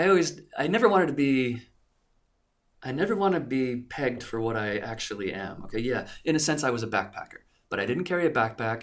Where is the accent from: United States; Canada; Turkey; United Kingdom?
United States; moved away; also born or lived in Japan